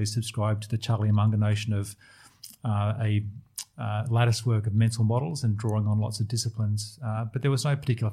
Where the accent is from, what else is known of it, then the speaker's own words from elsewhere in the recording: Sydney, New South Wales, Australia; also born or lived in London; I grew up in Sydney. I ended up spending 10 years living and working in London, but my formative years were in Sydney